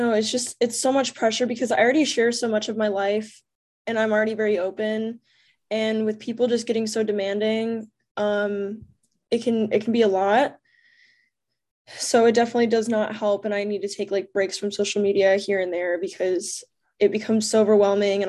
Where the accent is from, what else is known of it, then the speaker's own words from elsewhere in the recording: Ohio, United States; moved away as an adult; now in Los Angeles, United States; I'm definitely from Ohio. I grew up around corn